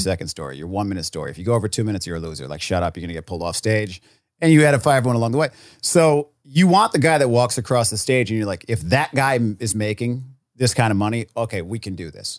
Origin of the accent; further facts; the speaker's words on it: Rhode Island, United States; moved away; I was from Rhode Island